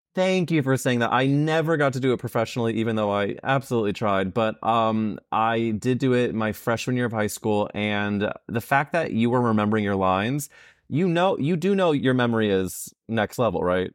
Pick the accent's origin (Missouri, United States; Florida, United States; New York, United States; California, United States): Missouri, United States; St. Louis; I'm from Saint Louis, where there's an area called Forest Park